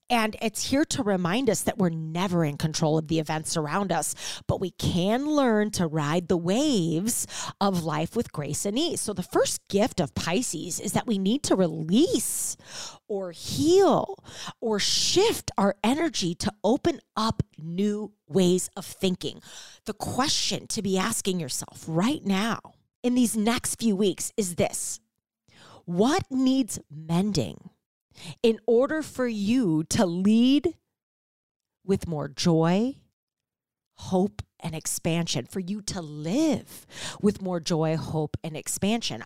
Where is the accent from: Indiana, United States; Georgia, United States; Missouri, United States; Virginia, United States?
Missouri, United States; St. Louis; moved away as an adult; also born or lived in Chicago; now in Ohio, United States; I'm a Midwest girl, born and raised in Saint Louis